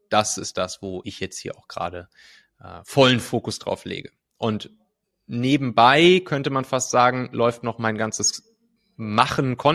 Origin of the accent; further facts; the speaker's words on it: North Rhine-Westphalia, Germany; Also ich komme ja aus dem Rheinland, so aus der Kölner Gegend, äh, habe dann da ja ziemlich behütet auf dem, auf dem Land bin ich aufgewachsen, so zwischen Köln und Bonn.